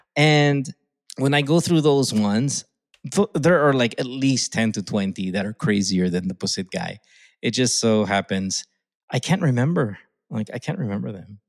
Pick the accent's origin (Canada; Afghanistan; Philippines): Philippines; moved away; Filipinos who who've grown up like me, grew up in the Philippines. I was raised in the Philippines